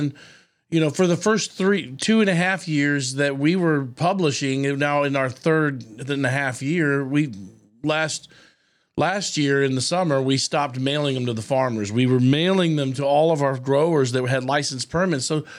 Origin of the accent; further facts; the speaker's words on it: Austin, Texas, United States; being a teenager growing up in Austin